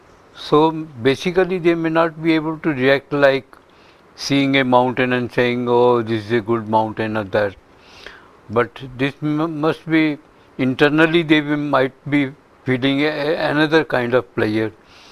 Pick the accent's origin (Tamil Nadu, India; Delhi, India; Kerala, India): Delhi, India; now in United States; Yes, I'm from India. {S0} Yes. {S1} And from Delhi itself. And I worked there for a number of years.